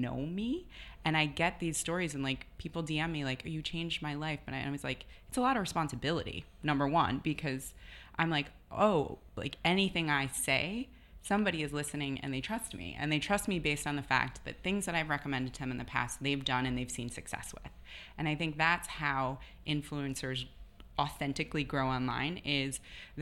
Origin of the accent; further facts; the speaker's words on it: Wisconsin, United States; moved away as an adult; now in New York City, United States; growing up in Wisconsin, I wasn't born in a fashion family